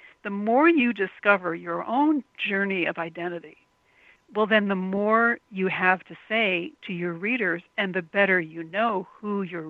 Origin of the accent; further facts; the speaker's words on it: Tokyo, Japan; English is a second language; also born or lived in New York / Los Angeles; I grew up in Tokyo, millions of people. Then I lived in New York, and then I lived in Los Angeles.